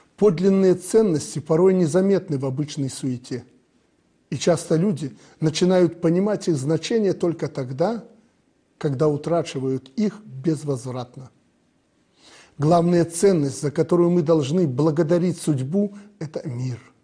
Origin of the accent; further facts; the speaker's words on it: Belarus; Мы, белорусы